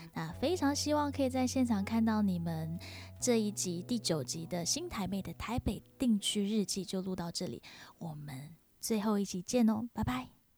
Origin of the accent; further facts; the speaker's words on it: Singapore; now in Taipei, Taiwan; 我是新加坡人嘛